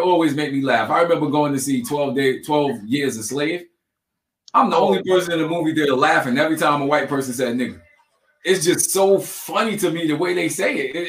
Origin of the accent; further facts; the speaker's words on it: Long Island, New York, United States; I'm from Long Island.